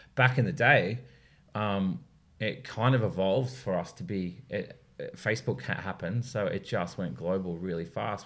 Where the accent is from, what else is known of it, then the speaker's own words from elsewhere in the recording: Sydney, New South Wales, Australia; I grew up obviously in Sydney